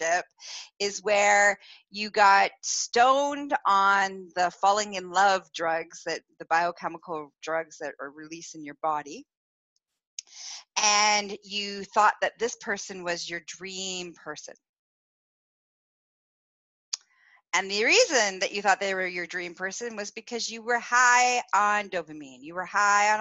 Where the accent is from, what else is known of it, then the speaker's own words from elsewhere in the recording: Canada; I'm Canadian.